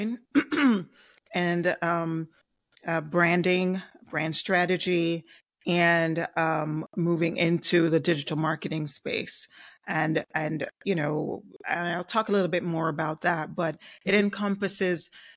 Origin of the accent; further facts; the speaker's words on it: Jamaica; now in South Florida, United States; Maybe my accent. I'm originally from Jamaica and I reside in South Florida